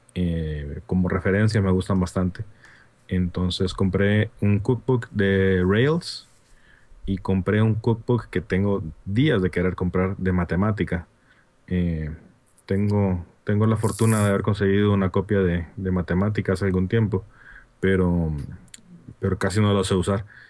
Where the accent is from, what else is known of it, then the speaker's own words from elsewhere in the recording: Honduras; accent: Honduran; mi acento hondureño